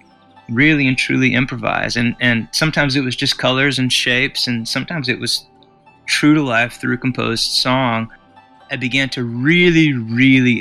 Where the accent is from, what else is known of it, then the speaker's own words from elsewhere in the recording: United States; moved away as an adult; also born or lived in Arkansas; now in Nashville, United States; growing up in Texas and in Arkansas and living on the farm